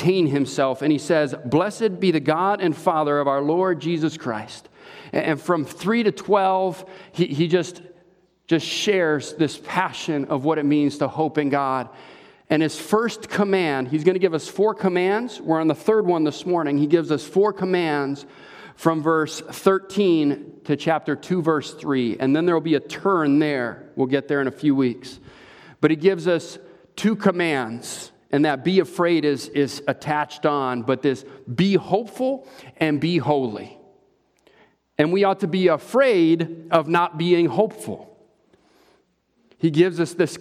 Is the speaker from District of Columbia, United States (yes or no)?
no; Hawaii, United States; also born or lived in California; now in Wisconsin, United States; growing up in Hawaii and then moving to California